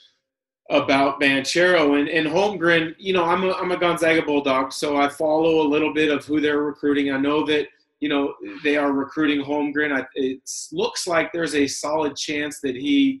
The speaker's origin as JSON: {"language": "English", "area": "the Northwest", "region": "Pacific Northwest", "country": "United States", "said": "I'm from the Northwest"}